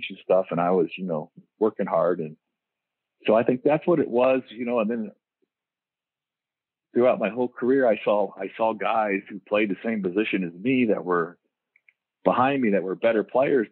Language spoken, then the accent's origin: English; Diamond Bar, California, United States; moved away as an adult; also born or lived in Oregon; I grew up in L.A. County, a place called Diamond Bar, which is East L.A. out by Pomona area there